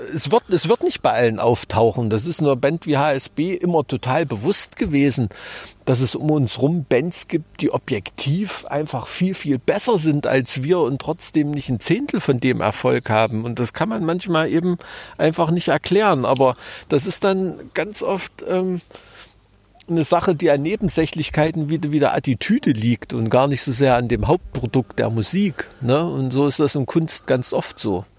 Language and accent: German; Thuringia, Germany; accent: Thüringer Dialekt; mit meinem Thüringer Dialekt